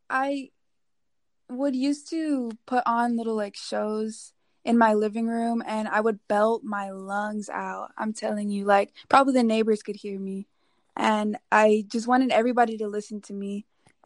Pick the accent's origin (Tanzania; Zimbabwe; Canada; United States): United States; Houston, Texas; also born or lived in Los Angeles; Okay, well, I was born over in Los Angeles, but by the age of 3, I moved around a lot and found myself growing up in Houston, Texas.